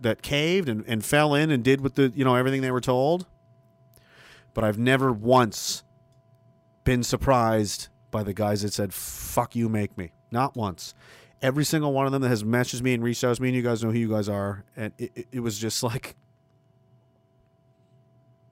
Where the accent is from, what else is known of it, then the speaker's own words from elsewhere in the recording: Pictou, Nova Scotia, Canada; I'm from Pictou, Nova Scotia